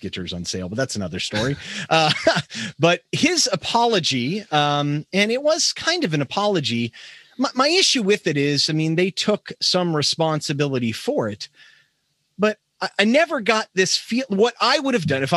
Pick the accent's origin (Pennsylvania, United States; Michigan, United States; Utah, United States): Pennsylvania, United States; Pittsburgh; I grew up in Pittsburgh